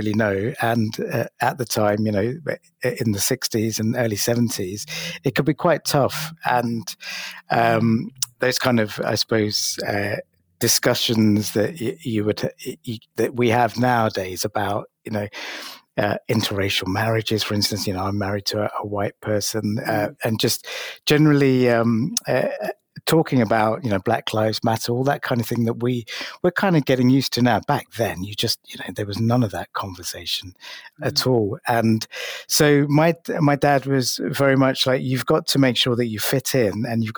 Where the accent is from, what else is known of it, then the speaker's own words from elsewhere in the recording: London, United Kingdom; being an Asian kid growing up in London at the height of the National Front and the BNP